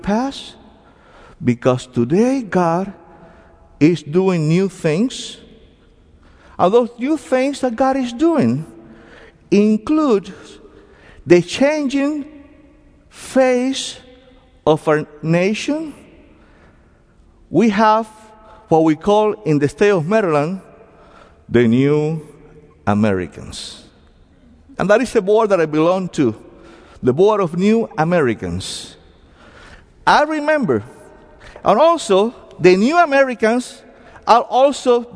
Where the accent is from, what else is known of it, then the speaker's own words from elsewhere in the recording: Cuba; accent: heavy accents; English is a second language; now in United States; I came from Cuba back in 1980.